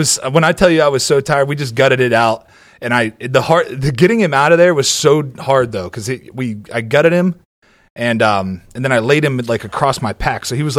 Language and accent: English; Ohio, United States; I grew up in Ohio.